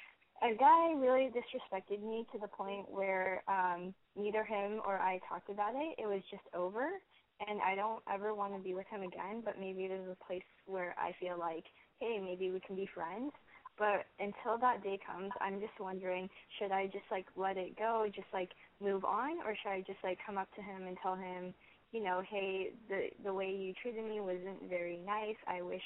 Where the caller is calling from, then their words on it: Long Beach, California, United States; I am 17, and I am from Long Beach.